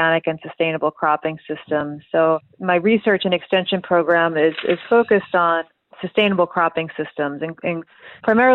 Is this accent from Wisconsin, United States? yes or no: yes; Milwaukee, Wisconsin, United States; moved away as an adult; also born or lived in Pullman, Washington; I grew up outside of Milwaukee